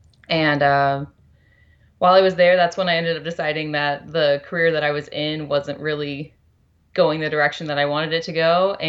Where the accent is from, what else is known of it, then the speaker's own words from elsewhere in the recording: Shreveport, Louisiana, United States; now in Bend, United States; I am from Louisiana, Shreveport, Louisiana, northwest corner.